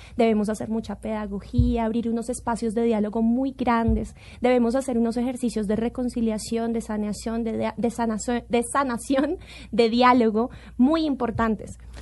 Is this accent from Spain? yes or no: no; Colombia; como colombiana